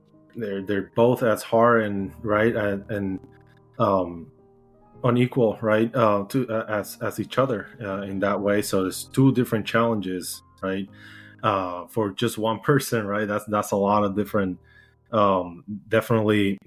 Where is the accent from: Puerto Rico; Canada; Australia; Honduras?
Puerto Rico; English is a second language; moved away as an adult; now in United States; I'm from Puerto Rico, originally born and raised.